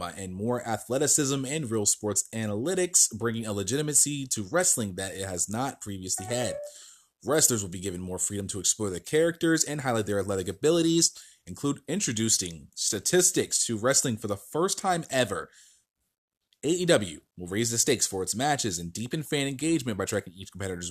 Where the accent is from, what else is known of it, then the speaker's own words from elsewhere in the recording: New Jersey, United States; moved away as an adult; also born or lived in Myrtle Beach, South Carolina; I've been living in New Jersey since 2016, back in my home state